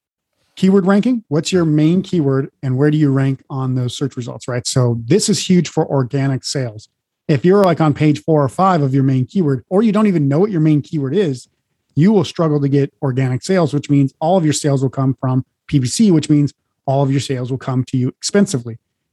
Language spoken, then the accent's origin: English; Montana, United States; also born or lived in North Dakota / Oregon; now in Las Vegas, United States; live in Las Vegas now, but I grew up in the mountain ranges in the Midwest, Montana, North Dakota, and then I grew up as well in Oregon